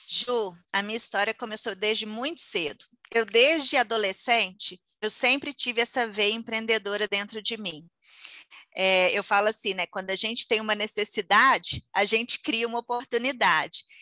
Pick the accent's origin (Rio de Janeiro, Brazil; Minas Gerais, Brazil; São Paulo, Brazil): Minas Gerais, Brazil; Conselheiro Lafaiete; also born or lived in United States; eu sou de Conselheiro Lafayette, Minas Gerais